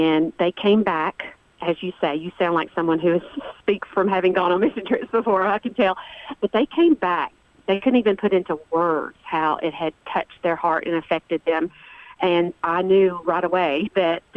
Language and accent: English; Rutherford County, Tennessee, United States; I was born and raised here as well